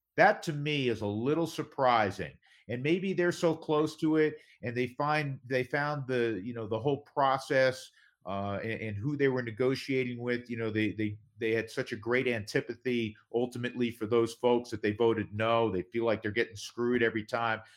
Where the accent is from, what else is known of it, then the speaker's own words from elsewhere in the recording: New York, United States; I grew up a Mets fan. I'm from New